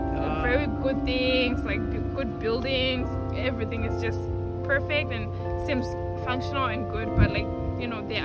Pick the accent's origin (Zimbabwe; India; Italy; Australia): Zimbabwe; now in United States; Yeah, I'm from Zimbabwe. I'm not from here.